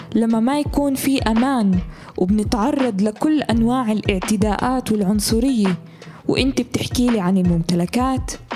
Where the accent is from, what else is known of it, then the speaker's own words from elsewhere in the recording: Palestine; إحنا كفلسطينيين